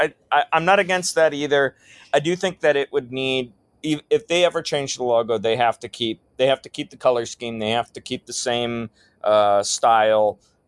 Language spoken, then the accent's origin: English; Wisconsin, United States; now in Nashville, United States; I'm from Wisconsin. I'm from an hour west of Green Bay.